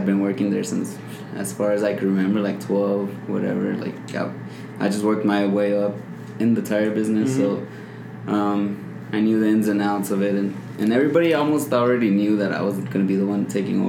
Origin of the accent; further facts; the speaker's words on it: El Paso, Texas, United States; here in El Paso.